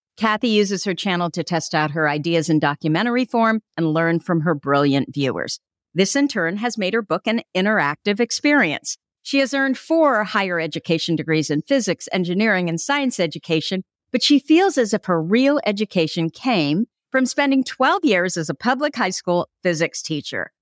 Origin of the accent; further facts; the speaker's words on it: Burlingame, California, United States; also born or lived in Germany; now in Sonoma County, United States; I was born in Germany, but I grew up in Burlingame in Hillsboro, and I'm now in Sonoma County